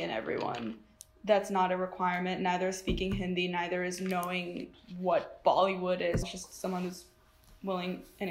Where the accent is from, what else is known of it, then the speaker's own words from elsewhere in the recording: San Diego, California, United States; I'm from San Diego, California.